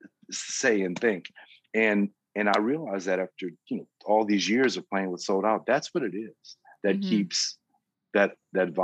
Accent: Lafayette, Louisiana, United States; now in Thibodaux, United States; I was from Lafayette

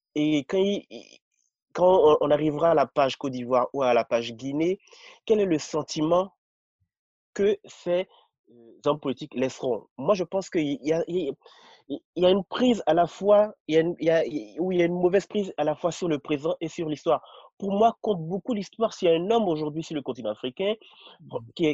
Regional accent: Benin; also born or lived in Cotonou / Paris; je suis béninois

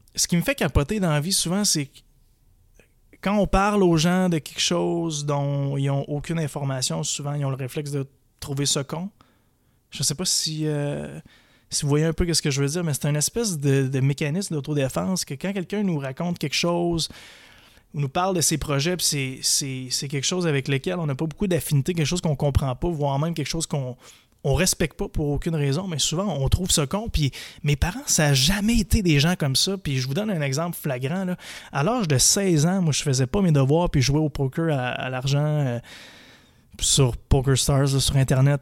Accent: Percé, Quebec, Canada; now in Montreal, Canada; Je suis né à Montréal. À l'âge de 4 ans, j'ai déménagé dans un petit village en Gaspésie qui s'appelle Percé.

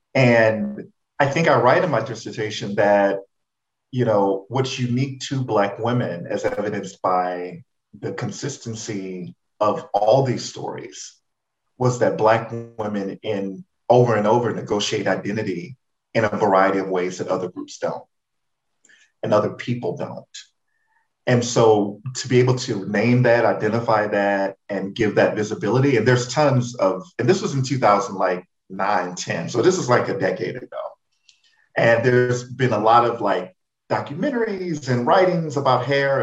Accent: Houston, Texas, United States; my fondest memories of growing up in Third Ward

